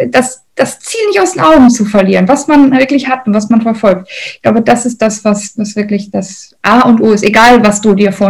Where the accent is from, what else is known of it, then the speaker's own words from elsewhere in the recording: North Rhine-Westphalia, Germany; ich komme aus dem Ruhrgebiet, das äh, sage ich heute wirklich mit vollem Stolz und voller Überzeugung, das war aber nicht immer so.